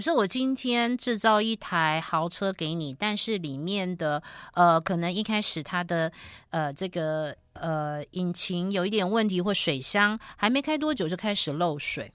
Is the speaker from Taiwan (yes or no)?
yes; Taiwan; 我们台湾人